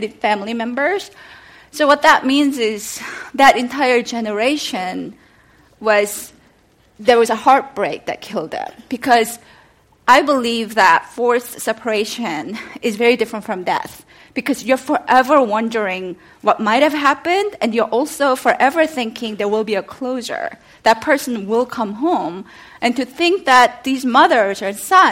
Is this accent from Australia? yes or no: no; South Korea; moved away; I am Korean, and I was born and raised in South Korea